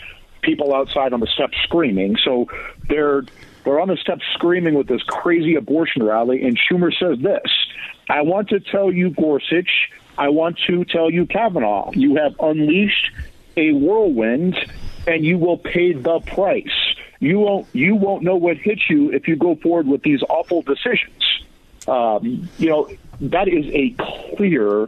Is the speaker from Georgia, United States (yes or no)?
no; Iowa, United States; I'm from Iowa. I'm from the real world myself.